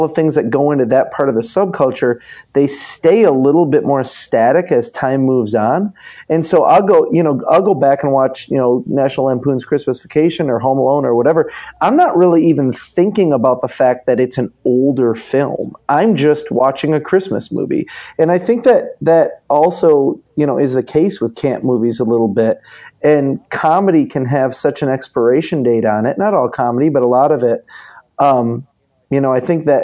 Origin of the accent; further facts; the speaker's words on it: Michigan, United States; growing up in Michigan